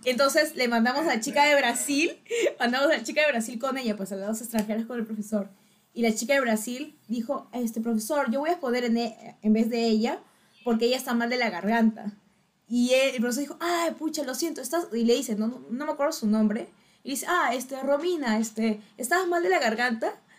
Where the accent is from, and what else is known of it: Peru